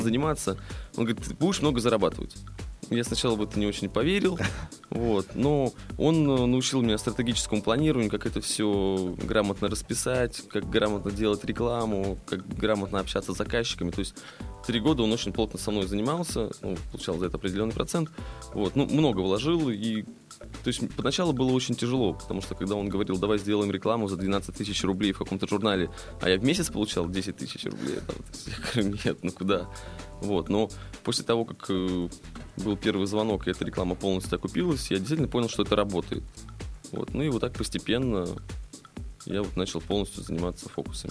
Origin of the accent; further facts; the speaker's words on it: Saint Petersburg, Russia; родился я в Питере здесь